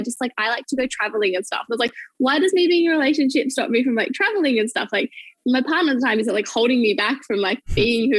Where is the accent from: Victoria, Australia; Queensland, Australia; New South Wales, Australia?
New South Wales, Australia; Bathurst; moved away as an adult; now in Melbourne, Australia; I grew up in Bathurst, which is a smallish – it's not actually that small – town in, like, regional